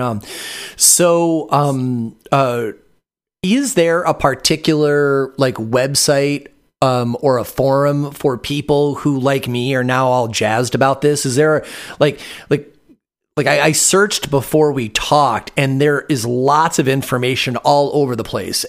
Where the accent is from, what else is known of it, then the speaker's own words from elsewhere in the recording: Michigan, United States; now in Vashon Island, United States; I'm from Michigan, even though I live on Vashon Island in Washington now